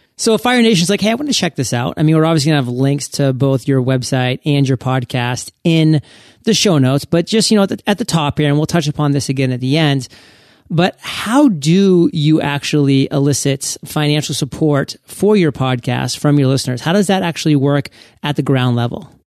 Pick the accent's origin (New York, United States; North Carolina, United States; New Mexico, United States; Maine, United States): Maine, United States; also born or lived in Providence, Rhode Island / Boston, Massachusetts; now in West Coast, United States; I grew up in Maine, went to Providence College in Rhode Island, actually lived in Boston